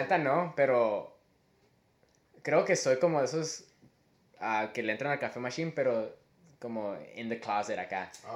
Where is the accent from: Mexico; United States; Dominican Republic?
Mexico; somos mexicanos